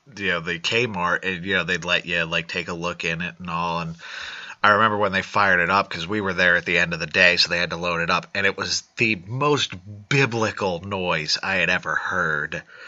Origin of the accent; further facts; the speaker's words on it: United States; being an American